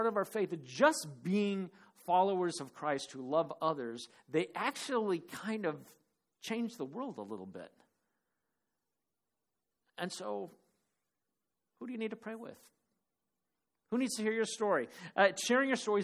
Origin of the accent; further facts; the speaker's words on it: Phoenix, Arizona, United States; moved away; also born or lived in Cottage Grove; Dave and I grew up in Phoenix together